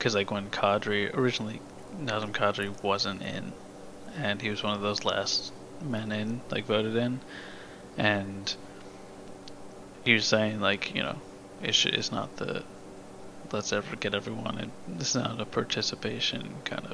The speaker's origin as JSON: {"language": "English", "region": "New York area", "country": "United States", "said": "I'm from that area"}